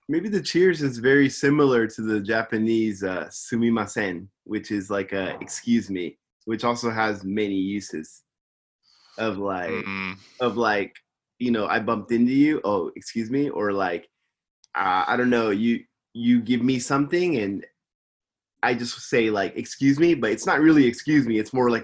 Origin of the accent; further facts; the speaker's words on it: England, United Kingdom; I know I'm English. You don't know. I know. It's my culture.